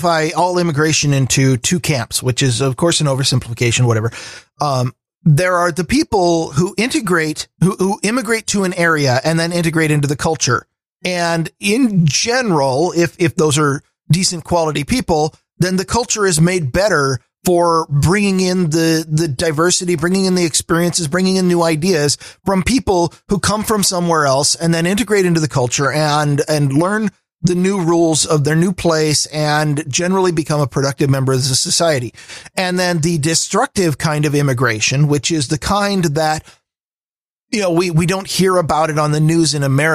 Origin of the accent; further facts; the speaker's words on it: Washington, United States; I've been in Washington for 43 years